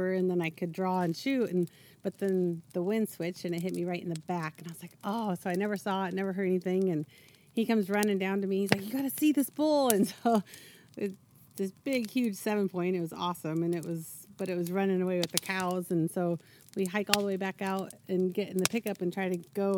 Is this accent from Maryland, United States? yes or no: no; Eastern Oregon, United States; I grew up over in Eastern Oregon